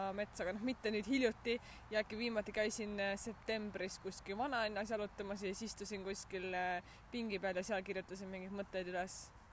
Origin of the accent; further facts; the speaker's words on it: Haapsalu, Lääne County, Estonia; moved away; ma kasvasin ka ju Haapsalus suht metsa lähedal